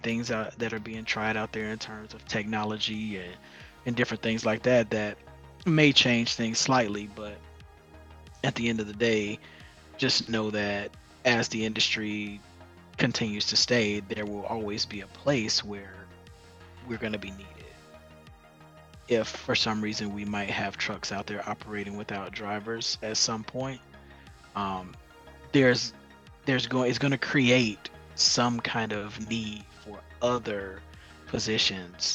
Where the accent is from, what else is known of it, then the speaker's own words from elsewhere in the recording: Chicago, Illinois, United States; moved away as an adult; now in Phoenix, United States; I'm born and raised in Chicago.